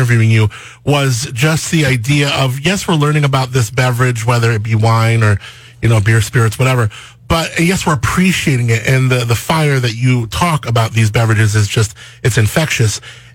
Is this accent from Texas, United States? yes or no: no; California, United States; I grew up in California, born and raised.